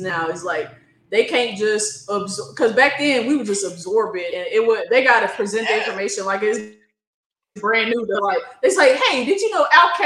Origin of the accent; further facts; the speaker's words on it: Oklahoma, United States; the R&B stations that I grew up listening to, because I'm from Oklahoma